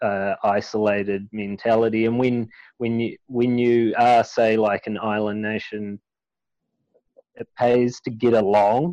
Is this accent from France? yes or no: no; New Zealand; I'm from New Zealand and a beekeeper